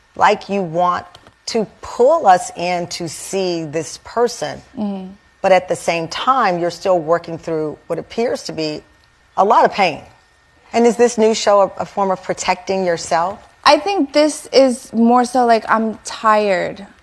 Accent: Philadelphia, Pennsylvania, United States; I grew up in South Philly. I grew up in, in the hood. I grew up very, they breed us in South Philly to never snitch

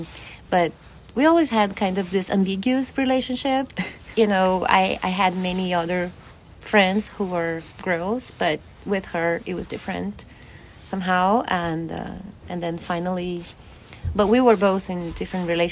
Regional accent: Porto Alegre, Rio Grande do Sul, Brazil; English is a second language; moved away as an adult; now in Mendocino County, United States; I'm from the city of Porto Alegre in the south of Brazil

